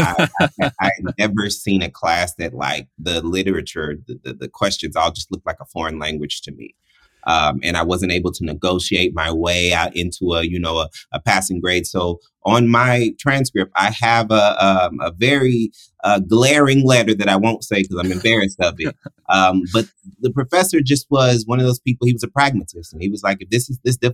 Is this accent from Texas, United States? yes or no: yes; Houston, Texas, United States; I was born in Houston, Texas